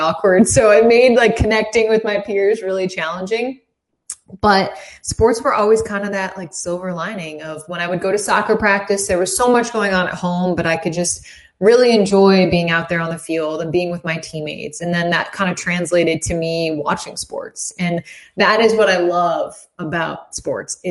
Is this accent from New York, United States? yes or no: yes; Saratoga Springs, New York, United States; I grew up in Saratoga Springs, which is, 3.5 hours away from Rochester to the east.